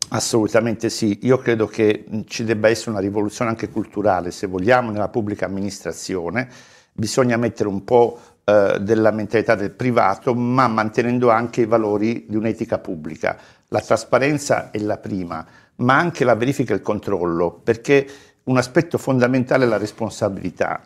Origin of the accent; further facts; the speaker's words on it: Calabria, Italy; now in Florence, Italy; io sono nato in Calabria, vivo a Firenze da una vita, ormai mi sento è la mia città